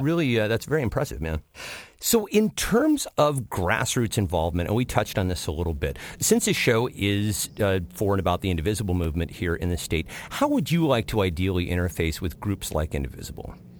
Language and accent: English; Washington, United States; Washington State, my home state, uh, for which you have just included the 8th District, which happens to be my home district.